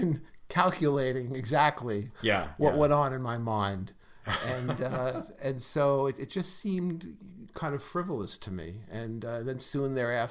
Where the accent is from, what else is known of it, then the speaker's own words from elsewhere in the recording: New York City, New York, United States; my white neighborhood didn't have where I grew up in Brooklyn.